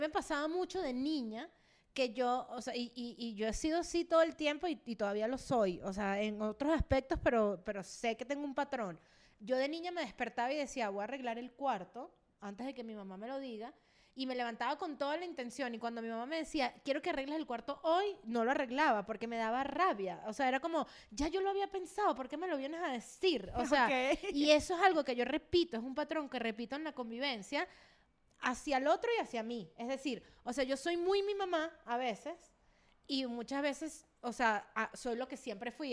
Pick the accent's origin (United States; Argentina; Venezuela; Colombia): Venezuela; moved away as an adult; en el DEPA donde yo vivía en Venezuela antes de emigrar, yo duré tres años y medio viviendo ahí y me vine, me fui de Venezuela